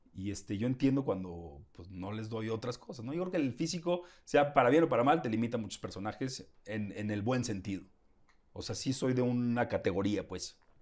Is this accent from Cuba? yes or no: no; Guadalajara, Jalisco, Mexico; soy de Guadalajara, tengo más, no sé, un tono